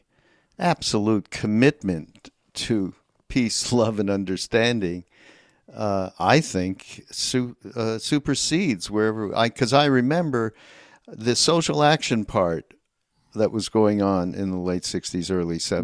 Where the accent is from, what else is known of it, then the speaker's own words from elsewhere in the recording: Canada; I'm from Canada, so you have to understand we are a different breed